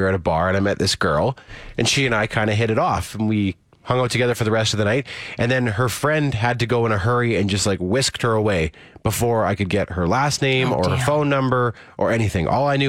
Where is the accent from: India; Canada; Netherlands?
Canada; Saskatoon, Saskatchewan; now in Calgary, Canada; my hometown of Saskatoon.